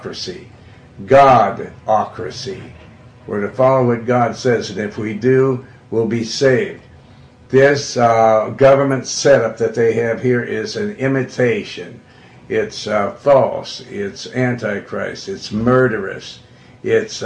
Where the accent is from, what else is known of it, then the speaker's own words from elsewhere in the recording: Montana, United States; also born or lived in Joplin, Missouri; I'm from Montana. And I was born in the Ozarks over in Joplin, Missouri, but then I was raised in Montana. We went there when I was 2 years old